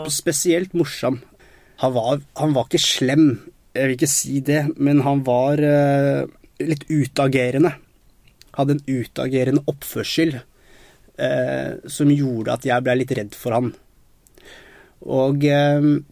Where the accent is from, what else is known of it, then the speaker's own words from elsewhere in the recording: Nesodden, Akershus, Norway; also born or lived in Colombia; Jeg er jo opprinnelig fra Colombia. Så jeg, jeg kom til Norge da jeg var to år gammel. Og da ble jeg bosatt på Nesodden